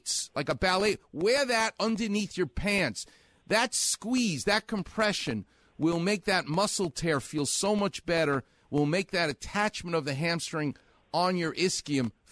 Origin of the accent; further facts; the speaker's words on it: New York, United States; I'm Jewish and I'm from New York